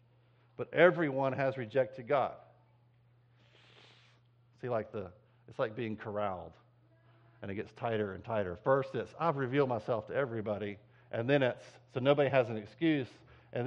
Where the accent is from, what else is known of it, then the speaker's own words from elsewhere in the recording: United States; as American Christians